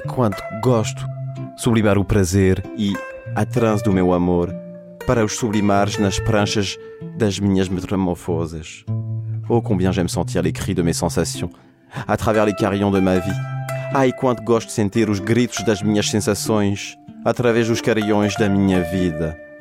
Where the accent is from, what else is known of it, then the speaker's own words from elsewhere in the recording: Portugal; Tumar, c'est une ville près de chez moi au Portugal